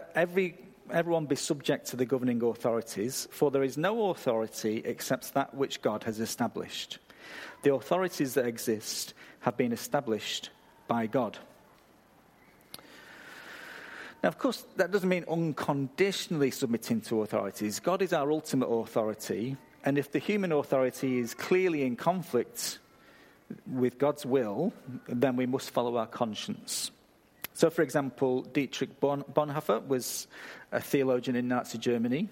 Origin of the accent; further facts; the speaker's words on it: England, United Kingdom; moved away; I come from a country where you apologise when somebody else bumps into you